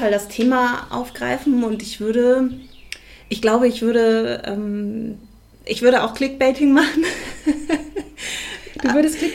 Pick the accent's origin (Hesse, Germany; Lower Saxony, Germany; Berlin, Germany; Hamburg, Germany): Berlin, Germany; das ist meine Heimat, was soll ich sagen?